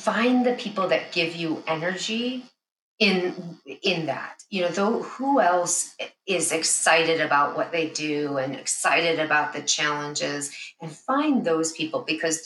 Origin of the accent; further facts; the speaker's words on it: Chicago, Illinois, United States; I'm born and raised in the Chicago area